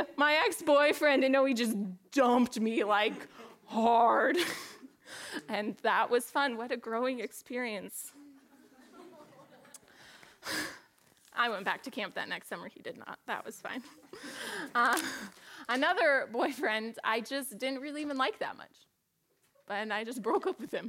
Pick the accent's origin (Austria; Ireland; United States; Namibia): United States; Portland; moved away as an adult; I grew up in Portland and went to school at MSU